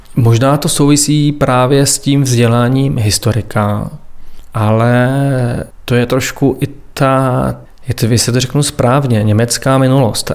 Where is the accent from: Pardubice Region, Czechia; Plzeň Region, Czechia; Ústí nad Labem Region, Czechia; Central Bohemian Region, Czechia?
Pardubice Region, Czechia; near Svitavy; moved away as an adult; also born or lived in Prague; now in Svitavy, Czech Republic; já pocházím z Ostrova Kamene, z vesnice, která je odsud nedaleko, jsem sem chodil na základní i na střední školu